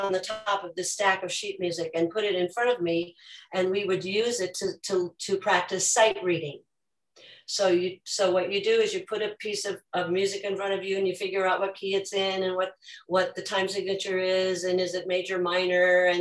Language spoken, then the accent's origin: English; Minnesota, United States; I grew up in Minnesota with a family that did a lot of singing